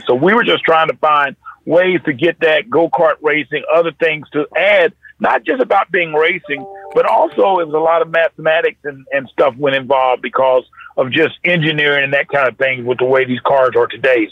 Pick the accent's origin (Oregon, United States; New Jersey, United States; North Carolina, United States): North Carolina, United States; I grew up in North Carolina